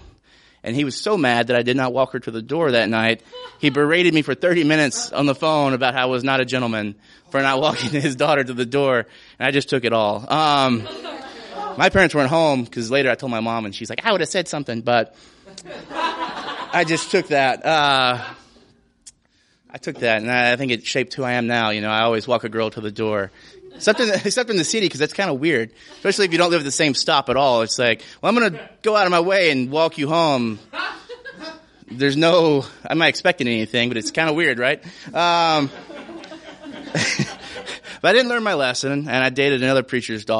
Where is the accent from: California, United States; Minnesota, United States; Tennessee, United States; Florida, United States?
Tennessee, United States; Portland; moved away; I'm from Portland, Tennessee, by the way, which is about, at the time, 9,000 people.